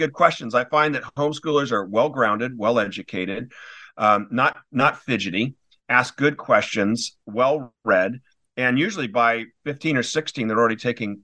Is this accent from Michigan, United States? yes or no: no; Newport Beach, California, United States; moved away as an adult; also born or lived in Wellesley, Massachusetts; I grew up in Newport Beach, California. I had a wonderful school, had a wonderful elementary school